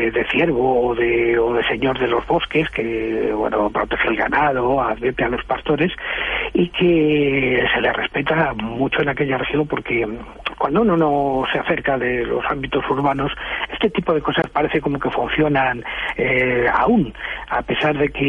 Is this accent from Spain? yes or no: yes; El Escorial, Community of Madrid, Spain